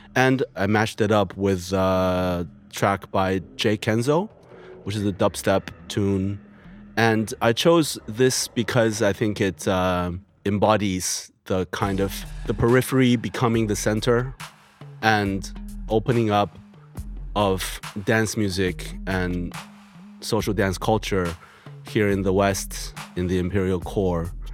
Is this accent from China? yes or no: yes; China; moved away; also born or lived in United States; I'm come from China after living in the U S